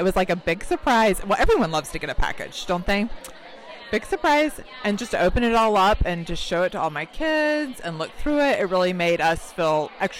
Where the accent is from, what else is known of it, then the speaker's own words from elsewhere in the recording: Raleigh, North Carolina, United States; I am from the Raleigh area in North Carolina.